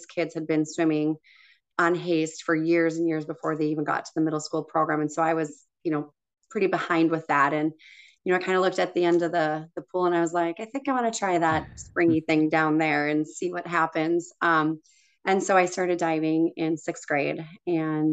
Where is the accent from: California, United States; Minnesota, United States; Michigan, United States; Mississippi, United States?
Minnesota, United States; Hastings; Yeah, I did grow up in Hastings.